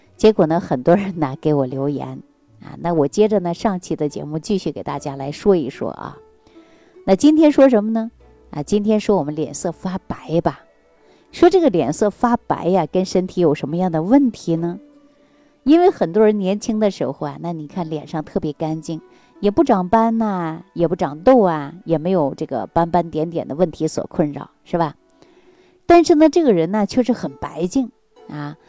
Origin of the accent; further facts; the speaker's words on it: China; 这就是我们中国人重要的一个特征啊